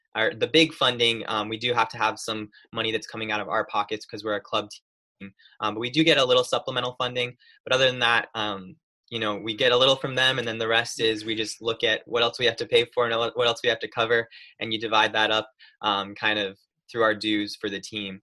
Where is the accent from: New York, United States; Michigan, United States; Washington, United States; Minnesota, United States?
New York, United States; Lansing; moved away as an adult; now in North Carolina, United States; I'm technically from a tiny little town called Lansing, just outside of it